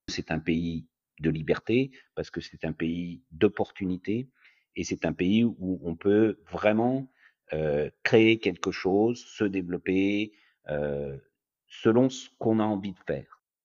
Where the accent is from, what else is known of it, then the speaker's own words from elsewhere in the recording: France; moved away as an adult; also born or lived in Chicago, United States; now in United States; j'ai grandi en France, j'ai fait toutes mes études en France.